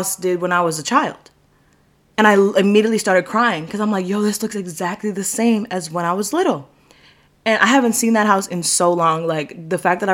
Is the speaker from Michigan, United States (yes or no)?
no; New York, United States; New York is my hometown. It's where I reside, where I'm at all the time